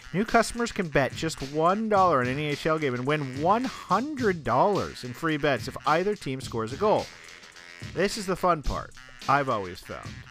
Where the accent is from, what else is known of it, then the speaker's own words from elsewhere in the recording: Albuquerque, New Mexico, United States; now in New York, United States; in Albuquerque, when we were growing up